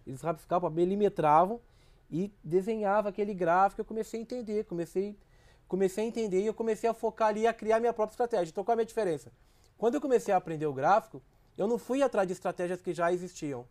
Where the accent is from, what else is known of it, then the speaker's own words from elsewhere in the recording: Minas Gerais, Brazil; moved away; also born or lived in Rio de Janeiro; eu sou de Minas